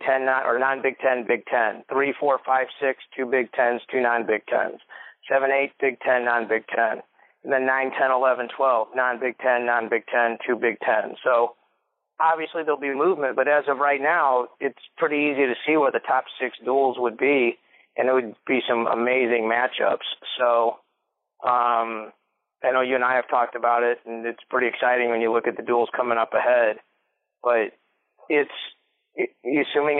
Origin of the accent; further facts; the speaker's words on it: Missouri, United States; even though I was in Dubai, I'm from Missouri